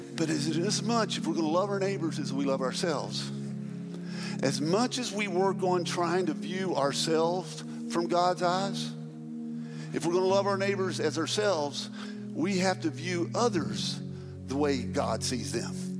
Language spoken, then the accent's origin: English; Pratt, United States; born or raised there; now in Murfreesboro, United States